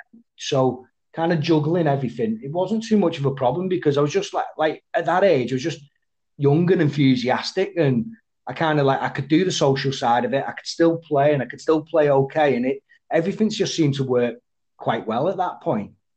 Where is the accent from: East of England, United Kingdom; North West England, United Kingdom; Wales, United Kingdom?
North West England, United Kingdom; Widnes; growing up in Widnes